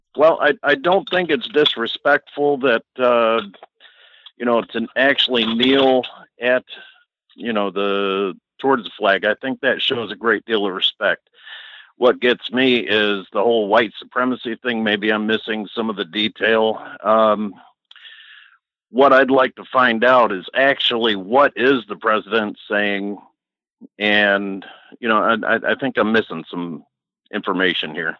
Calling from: Battle Creek, Michigan, United States; calling from Battle Creek, Michigan

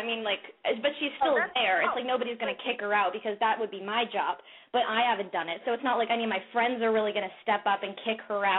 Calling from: Los Angeles, California, United States; from Los Angeles, and I'm 17.

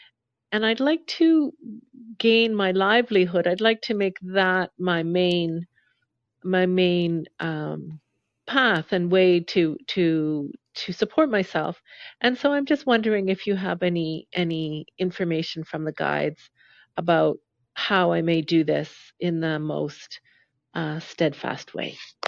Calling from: North Gore, Ontario, Canada; I'm calling from North Gore, Ontario, Canada.

